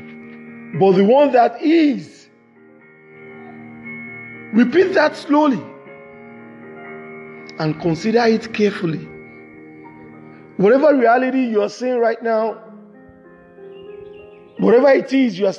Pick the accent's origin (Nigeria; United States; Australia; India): Nigeria; from Nigeria, from west side of Africa